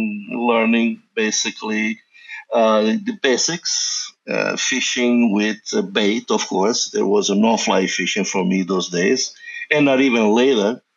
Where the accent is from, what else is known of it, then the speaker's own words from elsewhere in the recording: Sicily, Italy; moved away; Born and raised in Sicily, Italy, which is south of Italy, is an island, basically by the water, the Mediterranean Sea, and that's where I was born, long time ago